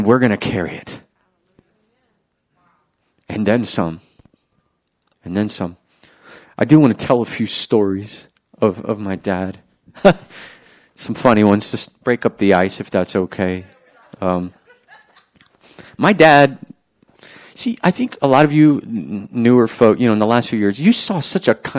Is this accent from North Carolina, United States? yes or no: no; New Orleans, Louisiana, United States; growing up in New Orleans